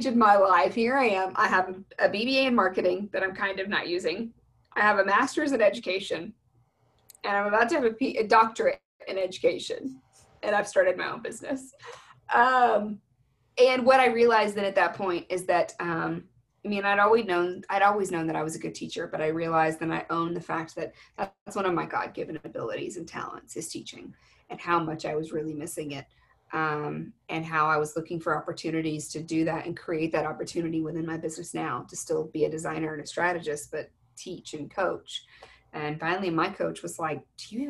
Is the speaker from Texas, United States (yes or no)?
yes; Texas, United States; I'm from Texas